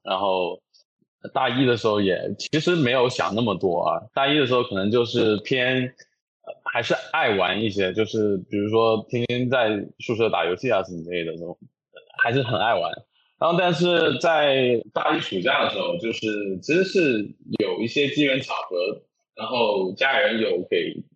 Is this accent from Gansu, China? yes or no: no; Jiangxi, China; 我是江西人